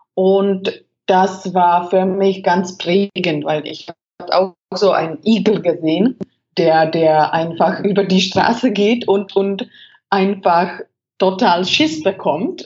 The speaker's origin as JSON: {"language": "German", "country": "Czechia", "tie": "born or raised there", "also_born_or_lived": "Germany", "second_language": "German", "moved": "as an adult", "said": "Ich bin damals von Deutschland nach äh, Tschechien, äh, also in, äh, in meine Heimat zurückgekommen"}